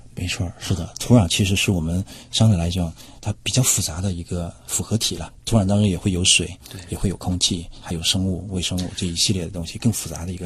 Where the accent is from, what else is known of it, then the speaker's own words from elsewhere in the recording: Shanghai, China; 我们上海市